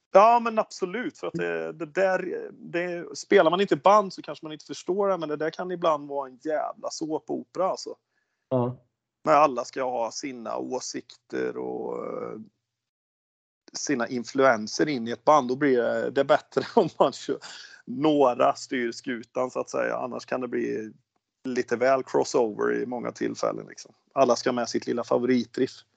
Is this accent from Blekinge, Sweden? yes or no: no; Värmland, Sweden; accent: Värmlandsnorsk västgöte; moved away as an adult; also born or lived in Oslo, Norway; now in Ulricehamn, Sweden; born and bred värmlänning, östvärmlänning med eh, anor från väst, Torsby, så jag är riktigt rotad i Värmland.